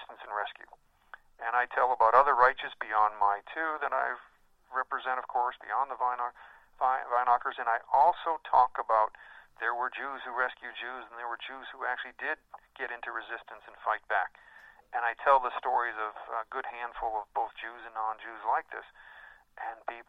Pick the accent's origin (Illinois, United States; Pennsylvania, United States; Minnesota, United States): Illinois, United States; Chicago; I was raised in the Chicago area